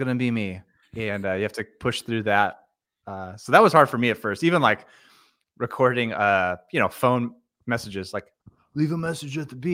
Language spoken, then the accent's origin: English; Stockton, California, United States; also born or lived in Napa, California; now in Bakersfield, United States; I'm a California native, but I grew up in Stockton